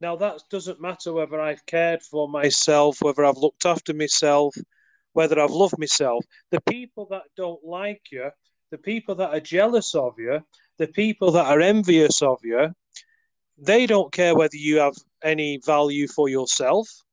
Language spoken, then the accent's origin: English; United Kingdom; I'm from the UK.